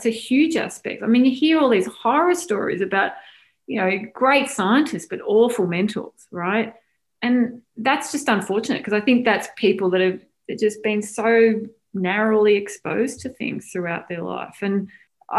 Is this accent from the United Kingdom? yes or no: no; Australia; moved away as an adult; also born or lived in Melbourne, Australia; now in United States; I grew up in Australia, went to Melbourne University